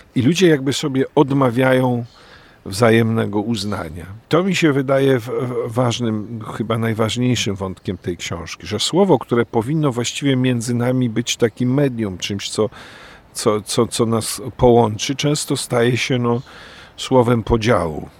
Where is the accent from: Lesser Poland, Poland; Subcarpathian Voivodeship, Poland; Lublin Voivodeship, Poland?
Lesser Poland, Poland; Kraków; also born or lived in Oświęcim; Wychowywałem się najpierw w Oświęcimiu, potem w Krakowie